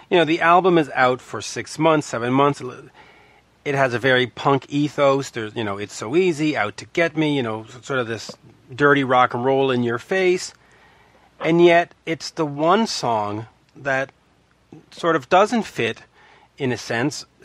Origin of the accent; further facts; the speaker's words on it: Canada; Well, I'm Canadian, so I have no idea when, when it actually existed. We had the Power Hour up here.